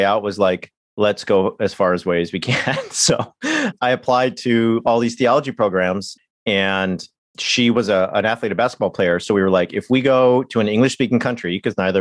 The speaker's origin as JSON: {"language": "English", "region": "California", "country": "United States", "said": "I'm from California"}